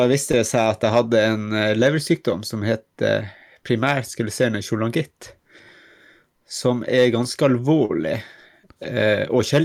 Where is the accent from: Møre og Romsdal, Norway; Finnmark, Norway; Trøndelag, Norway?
Finnmark, Norway; now in Lofoten, Norway; jeg er jo egentlig fra Finnmark